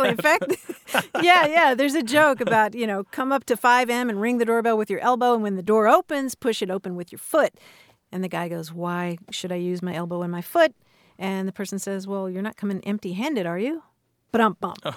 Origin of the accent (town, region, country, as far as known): Newport, Rhode Island, United States; now in Providence, United States